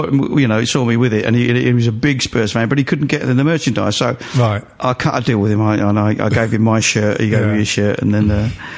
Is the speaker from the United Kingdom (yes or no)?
yes; London, United Kingdom; I was born in Walthamstow, E17, just down the road from the the ground.